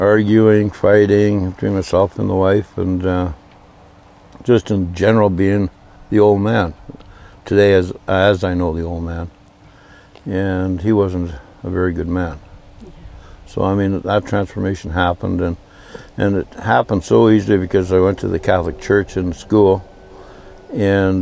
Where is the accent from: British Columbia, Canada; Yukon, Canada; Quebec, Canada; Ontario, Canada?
Yukon, Canada; Snag; also born or lived in Dawson City, Yukon; I was born in Snag, Yukon